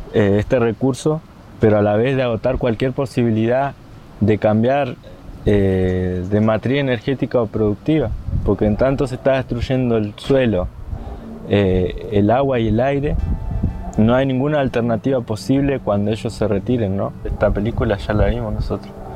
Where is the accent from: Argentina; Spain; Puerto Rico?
Argentina; Lof Nehuen Mapu, Traunco, Neuquén; del Lof Nehuen Mapu de la zona del Traunco de la Confederación Mapuche de Neuquén